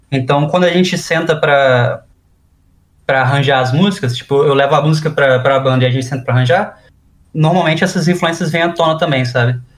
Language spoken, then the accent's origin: Portuguese; Manaus, Amazonas, Brazil; mais coisa do norte de Manaus, é, que é de onde eu sou, né? Eu nasci lá.